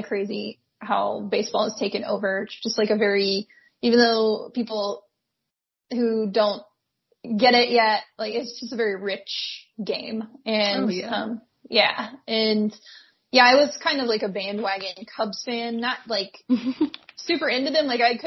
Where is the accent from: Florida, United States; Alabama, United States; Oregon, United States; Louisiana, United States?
Alabama, United States; I grew up in Alabama